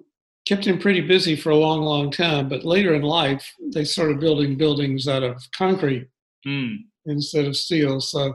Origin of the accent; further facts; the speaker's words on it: Birmingham, Alabama, United States; moved away as an adult; also born or lived in Gainesville, Florida; now in Atlanta, United States; I grew up in Birmingham, Alabama.